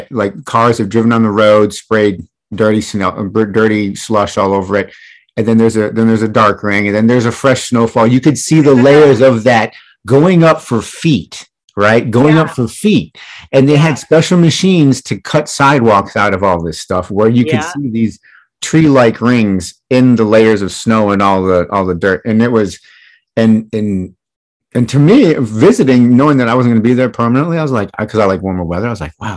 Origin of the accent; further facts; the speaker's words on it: Michigan, United States; I grew up in Michigan, and I spent a winter in the Upper Peninsula of Michigan